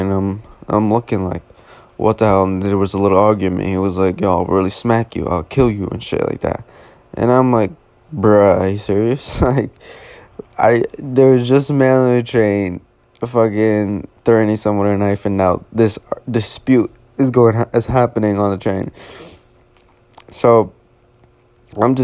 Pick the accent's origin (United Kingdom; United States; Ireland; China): United States; New York City, New York; as a New Yorker